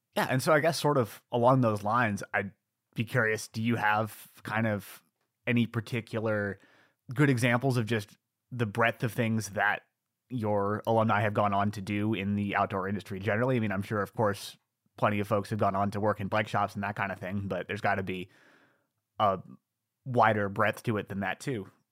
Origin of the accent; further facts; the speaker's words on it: Ithaca, New York, United States; my hometown, Ithaca, New York